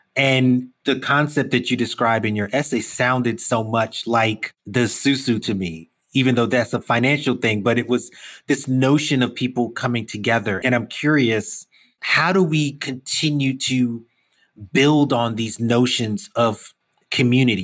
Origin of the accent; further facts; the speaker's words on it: New York City, New York, United States; I'm a Brooklyn kid. I grew up in New York all my life.